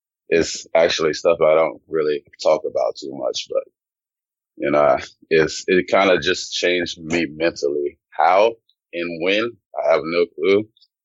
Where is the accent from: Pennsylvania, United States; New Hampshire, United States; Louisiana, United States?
Louisiana, United States; born or raised there; also born or lived in Germany